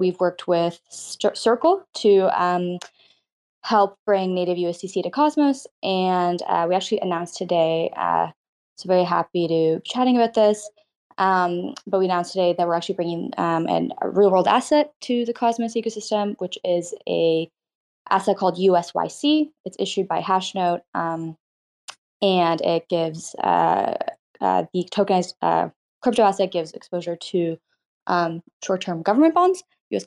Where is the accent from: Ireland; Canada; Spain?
Canada; Toronto, Ontario; So I grew up in Canada, in Toronto. Well, born in Toronto, grew up nearby